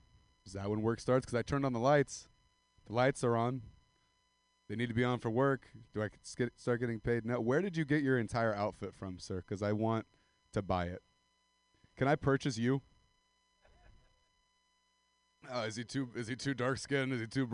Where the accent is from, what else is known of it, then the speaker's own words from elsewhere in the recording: Central Valley of California, United States; I'm from the Central Valley of California. And it's like Stockton, Modesto area.